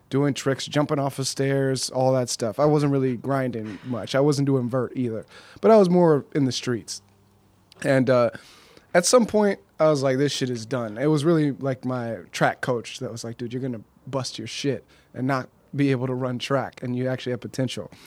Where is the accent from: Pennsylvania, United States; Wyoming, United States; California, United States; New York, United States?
California, United States; Pasadena; I'm from Pasadena